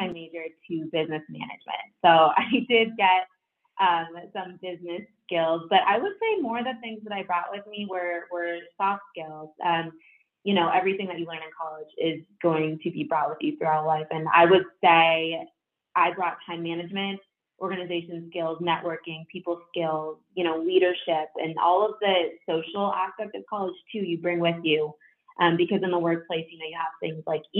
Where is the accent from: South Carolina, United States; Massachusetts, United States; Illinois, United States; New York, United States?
Massachusetts, United States; Boston; I am from Massachusetts, the Boston area